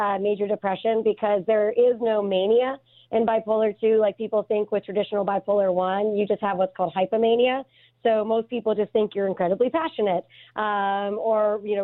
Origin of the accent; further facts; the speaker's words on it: Pittsburgh, Pennsylvania, United States; moved away as an adult; also born or lived in Delaware; now in Cody, United States; I'm from Pittsburgh, so a lot of people assume that I grew up around firearms because it's very much a part of the culture of Western Pennsylvania.